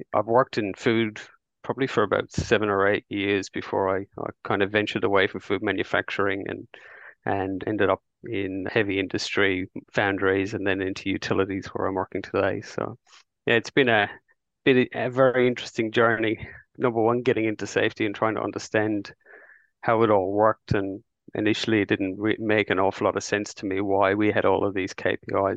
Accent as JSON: {"language": "English", "country": "Ireland", "moved": "as an adult", "lives_now": "Brisbane, Australia", "said": "I came to Australia in 2001, and I was a chef in Ireland"}